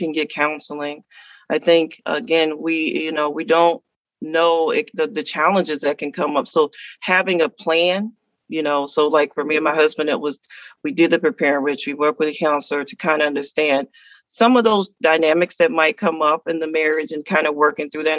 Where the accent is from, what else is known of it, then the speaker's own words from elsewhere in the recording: the South, United States; I'm from the South